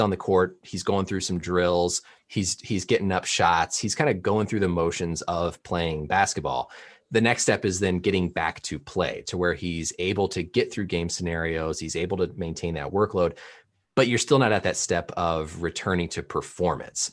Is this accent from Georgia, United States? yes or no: no; Indiana, United States; I grew up in Indiana, so I actually grew up a Pacers fan